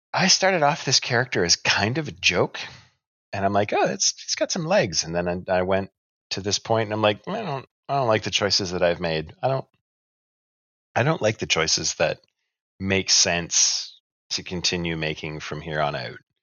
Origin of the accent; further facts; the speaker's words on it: Canada; We're even Canadian